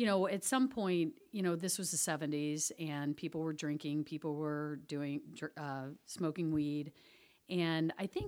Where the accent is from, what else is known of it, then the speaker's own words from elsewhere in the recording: Virginia, United States; also born or lived in Indiana / Florida; I moved to Virginia when my dad came home from Vietnam. I was 8.